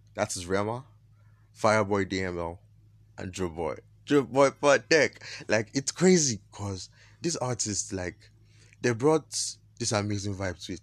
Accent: Nigeria; I am Nigerian

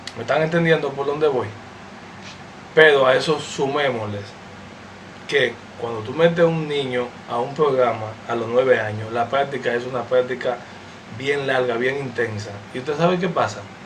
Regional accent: Dominican Republic

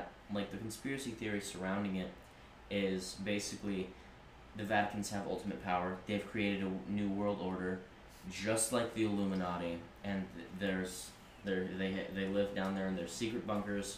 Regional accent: United States; here in America

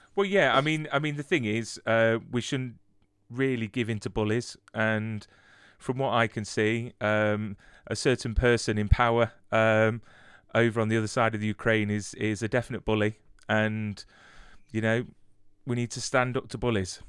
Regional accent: United Kingdom; as British people

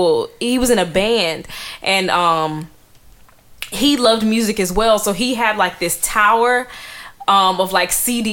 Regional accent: United States; first language English; also born or lived in Atlanta; I've just been in the box of being an American. English is my first

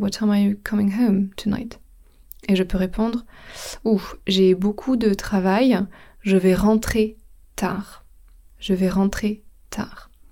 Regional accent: France; now in England, United Kingdom; je suis française, donc mon pays d'origine, c'est la France, mais mon pays où j'habite, c'est l'Angleterre

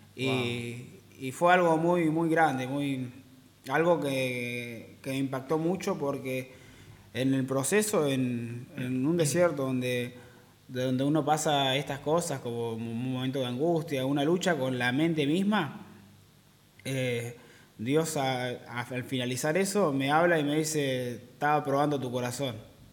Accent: Neuquén, Argentina; also born or lived in Villa Regina, Río Negro; yo soy de Neuquén

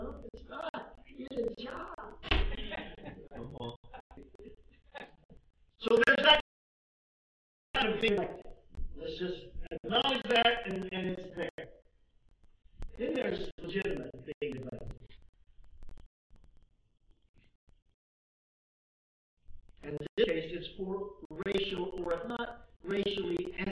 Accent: the South, United States; I was raised in the South when blacks worshiped with blacks and whites worshiped with whites

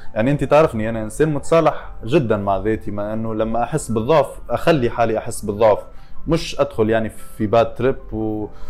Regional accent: Tunisia; moved away; ولاد الحي ولاد حومتي كلهم

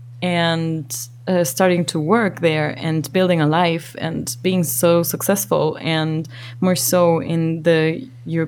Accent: Ecuador; growing up in Ecuador

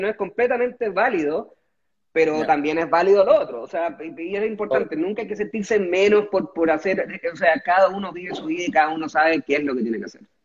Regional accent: Chile; moved away as an adult; also born or lived in Dongguan, China

